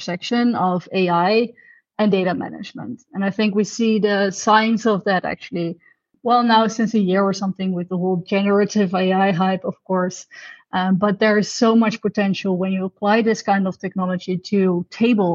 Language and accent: English; Netherlands; I'm from the Netherlands, actually, so I'm Dutch.